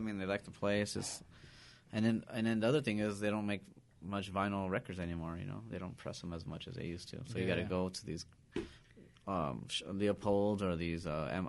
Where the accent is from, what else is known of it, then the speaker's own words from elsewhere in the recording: Pico Rivera, California, United States; and raised in Pico.